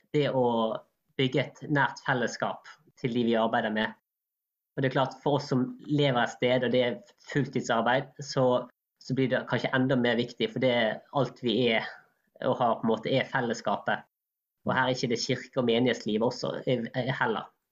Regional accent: Norway; vi nordmenn

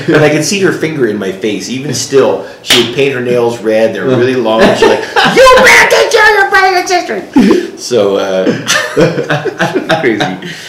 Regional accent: Buena Park, California, United States; also born or lived in Grand Junction, Colorado; now in Colorado Springs, United States; I was raised in Southern California.

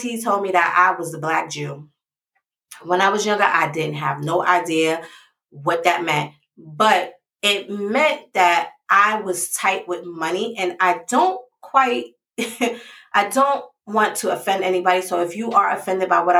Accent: New York City, New York, United States; I grew up in the Bronx

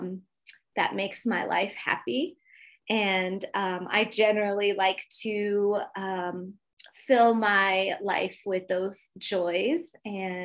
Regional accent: Montebello, California, United States; now in Colorado Springs, United States; I grew up in Montebello, California, which is East Los Angeles. And right now I am living in Colorado Springs

